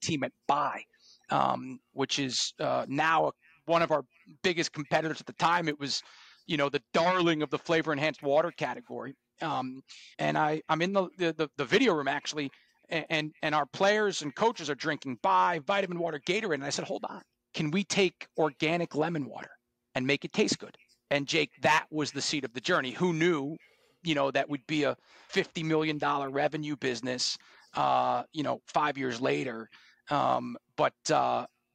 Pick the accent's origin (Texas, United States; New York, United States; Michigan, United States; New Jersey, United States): New York, United States; Scarsdale; I'm from Scarsdale, New York, in Westchester County. Grew up in New York